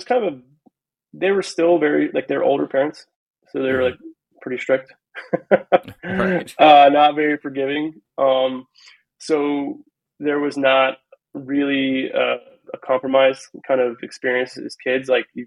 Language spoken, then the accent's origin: English; Ohio, United States; also born or lived in California / Kansas; we were raised in Ohio